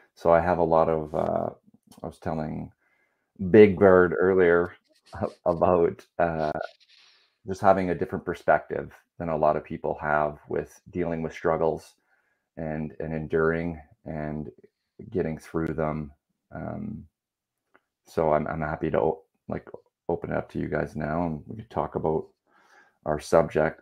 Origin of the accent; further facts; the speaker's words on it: Ontario, Canada; also born or lived in United Kingdom / Wales; now in Langley, Canada; I'm originally from Ontario, but live in uh, Langley, BC now